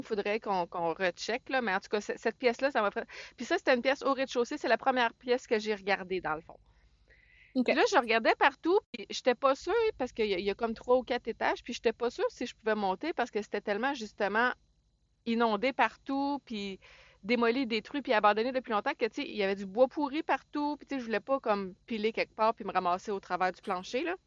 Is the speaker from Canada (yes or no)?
yes; Saint-Jérôme, Quebec, Canada; je viens de Saint-Jérôme